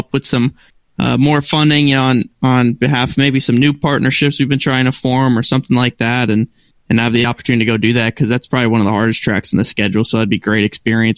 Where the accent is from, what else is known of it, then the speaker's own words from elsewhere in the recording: United States; now in Charlotte, United States; I'm from Connecticut, New York border